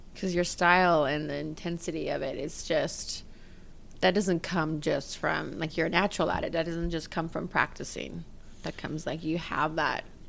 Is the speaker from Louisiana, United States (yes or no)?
no; Los Angeles, California, United States; I grew up in Los Angeles